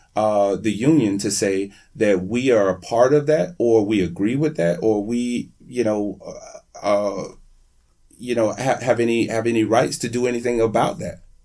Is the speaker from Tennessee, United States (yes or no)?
no; Miami, Florida, United States; also born or lived in Broward County, Florida; I'm from Miami. I lived most of my adult life in Broward County